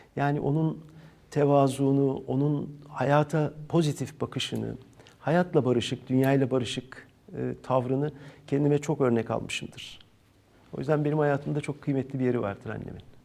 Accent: İzmir, Turkey; İzmirliyim ben

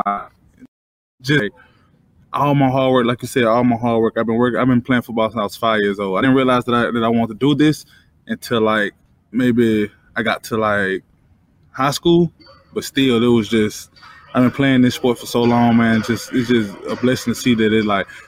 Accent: Alabama, United States; moved away as an adult; now in Detroit, United States; I'm from Alabama

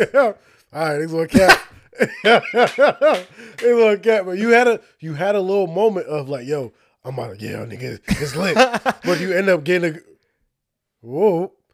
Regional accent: Union, New Jersey, United States; moved away as an adult; also born or lived in Irvington, New Jersey; now in South Jersey, United States; we lived Like, in Union

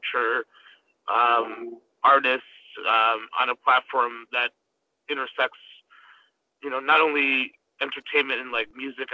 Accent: Glendale Heights, Illinois, United States; also born or lived in Chicago; I grew up in, I guess my formative years, I grew up in Glendale Heights

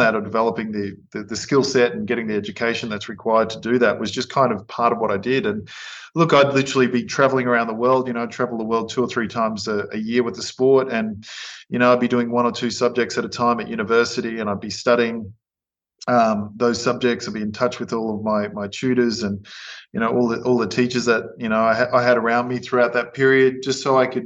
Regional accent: Queensland, Australia; also born or lived in Innisfail; growing up in Queensland, it's obviously a beautiful place to grow up

